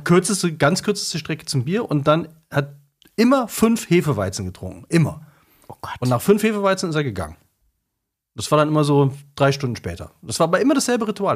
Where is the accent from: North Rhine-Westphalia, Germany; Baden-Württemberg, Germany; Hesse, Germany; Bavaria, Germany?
North Rhine-Westphalia, Germany; Cologne; also born or lived in Bremen; als Kölner